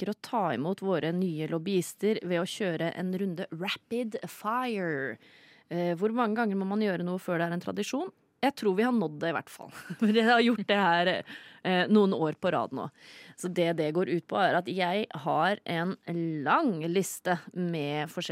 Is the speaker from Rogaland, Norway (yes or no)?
no; Sande, Vestfold, Norway; Noen ganger så sier jeg at jeg kommer fra Sande i Vestfold.